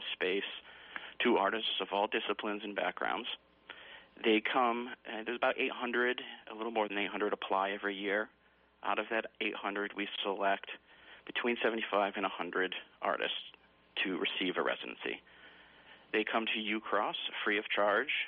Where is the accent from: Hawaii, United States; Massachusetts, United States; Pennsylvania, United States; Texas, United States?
Massachusetts, United States; moved away as an adult; also born or lived in Vermont-New York border / Wyoming; originally from Massachusetts, but, you know, I've lived for over 20 years in dairy farm country up in the Vermont-New York border